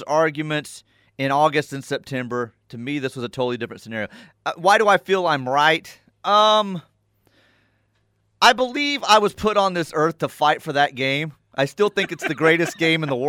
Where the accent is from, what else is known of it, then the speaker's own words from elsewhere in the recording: Kennedale, Texas, United States; moved away; also born or lived in Enid, Oklahoma; growing up in Kennedale, Texas, and then on into Enid